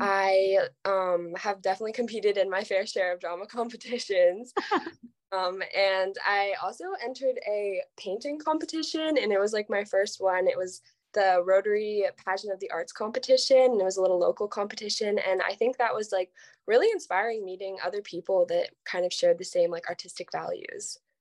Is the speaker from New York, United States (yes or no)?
no; Los Angeles, California, United States; I'm from California, um, Los Angeles